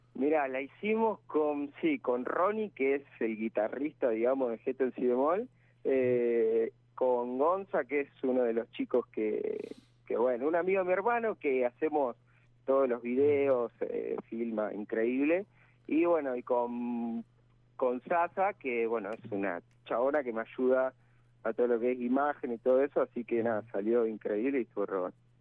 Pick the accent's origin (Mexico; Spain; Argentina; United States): Argentina; Santa Fe; moved away as an adult; now in Buenos Aires, Argentina; Yo soy de Santa Fe